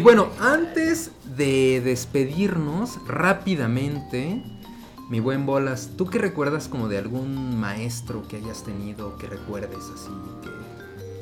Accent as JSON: {"language": "Spanish", "region": "Mexico City", "country": "Mexico", "tie": "born or raised there", "said": "la casa donde yo nací, en la colonia Zona Escolar, al norte de la Ciudad de México"}